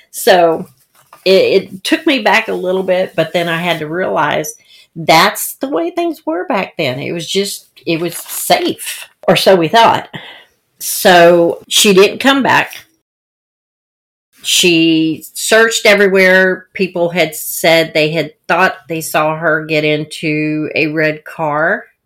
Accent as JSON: {"language": "English", "town": "Ocean Springs", "region": "Mississippi", "country": "United States", "tie": "born or raised there", "said": "I I I say I grew up in Ocean Springs, Mississippi."}